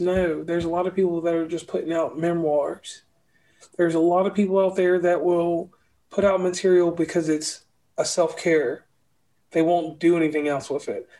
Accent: Lynchburg, Virginia, United States; now in West Virginia, United States; I live in West Virginia, but I'm from Virginia

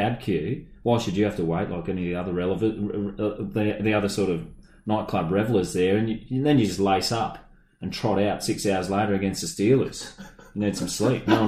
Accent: Brisbane, Queensland, Australia; also born or lived in Sydney; I grew up in Brisbane

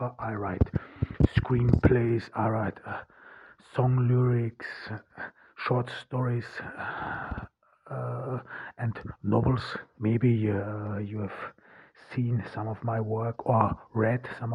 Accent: Zell am See, Salzburg, Austria; accent: German; first language German; English is a second language; moved away as an adult; now in Ordu, Turkey; I was born in 1988 in Austria, in rural Austria, Zell am See, and I'm of Turkish descent

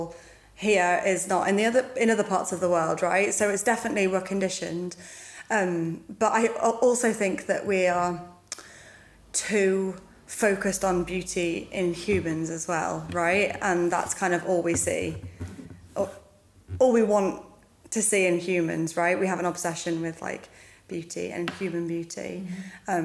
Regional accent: United Kingdom; I'm British

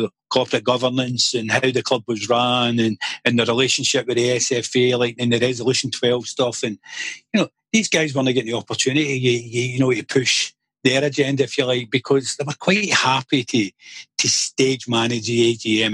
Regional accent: Glasgow, Scotland, United Kingdom; I was born in Belvedere Hospital, which is just off the London Road there

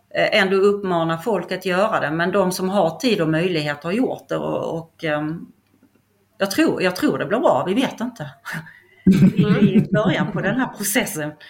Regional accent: Skåne, Sweden; accent: Skåne dialect; also born or lived in Stockholm; now in Kaxås, Sweden; jag är ju inte härifrån, vilket hörs på min dialekt, jag är från Skåne

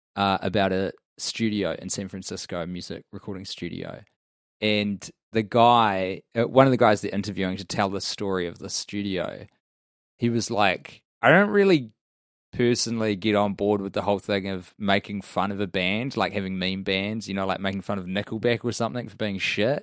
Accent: United Kingdom; we are two British men

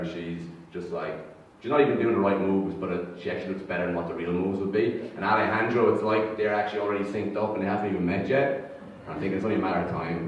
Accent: Ireland; accent: Irish lilt; moved away as an adult; now in Brisbane, Australia; growing up in Ireland, for me anyway, at least, what it meant was a lot of religion growing up

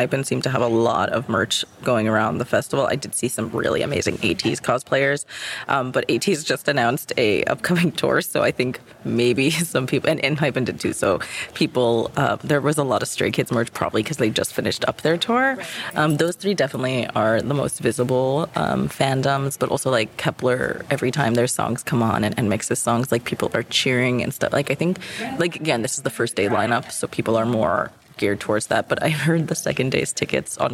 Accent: New York, United States; I'm from New York

